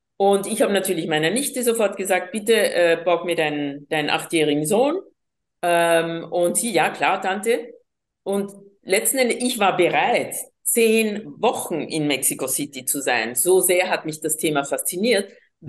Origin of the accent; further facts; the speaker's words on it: Colombia; first language Spanish; German is a second language; also born or lived in Vienna, Austria; now in Austria; ich bin gebürtige Kolumbianerin, war acht Jahre lang in Wien und habe hier die vier Hauptsprachen von Europa, Deutsch, Französisch, Englisch und eben Spanisch, meine Muttersprache, einfach von klein auf gelernt.